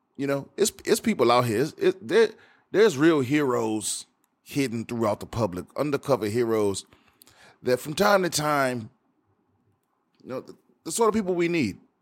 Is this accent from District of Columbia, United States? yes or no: yes; Washington, District of Columbia, United States; a band from my hometown, from Washington, D C, the D M V.